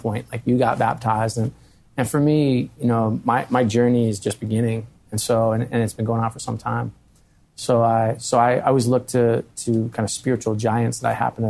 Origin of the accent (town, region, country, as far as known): Philadelphia, Pennsylvania, United States